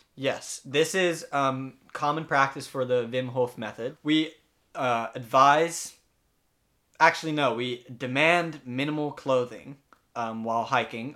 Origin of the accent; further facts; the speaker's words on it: Amsterdam, North Holland, Netherlands; moved away as an adult; also born or lived in United States; I'm from Amsterdam, the Netherlands